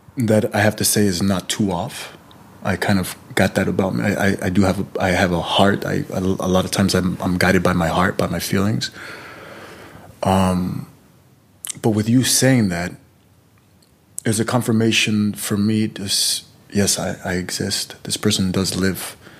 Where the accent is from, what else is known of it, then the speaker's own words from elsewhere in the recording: California, United States; My parents are Mexican. I'm born and raised in California, but my parents are Mexican.